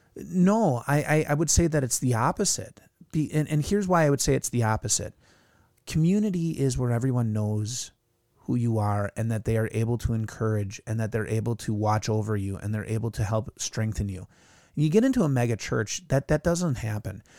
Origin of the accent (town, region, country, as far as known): United States